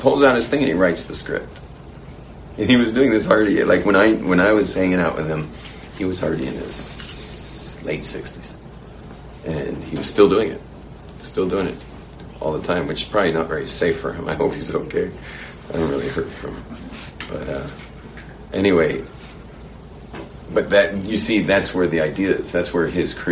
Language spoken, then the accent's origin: English; United States; moved away; when I was a young kid growing up in America